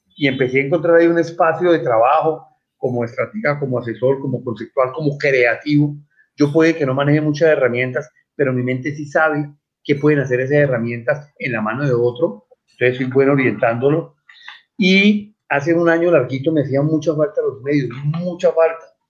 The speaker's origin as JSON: {"language": "Spanish", "town": "Cali", "region": "Valle del Cauca", "country": "Colombia", "tie": "born or raised there", "also_born_or_lived": "Bogotá", "said": "Yo soy del Colegio Franciscano, orgullosamente de Pío 12, de Cali, cuando fuimos a vivir a Bogotá, por allá en el 70, seguí con los franciscanos, estuve en el Virrey Solís y después volví a Cali a graduarme"}